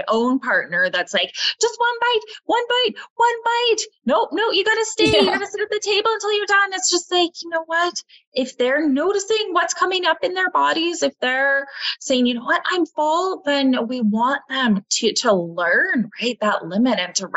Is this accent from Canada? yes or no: yes; Canada; we are Canadian.